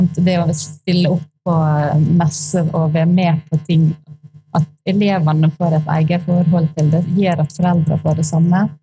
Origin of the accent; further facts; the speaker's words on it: Sunnmøre, Møre og Romsdal, Norway; moved away; jeg er sunnmøring, så jeg er oppvokst midt i eh, skibomsmiljøet